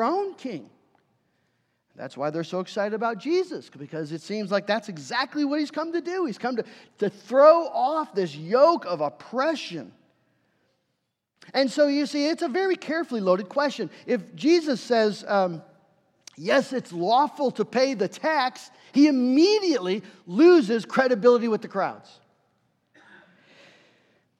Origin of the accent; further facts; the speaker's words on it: United States; us as American Christians.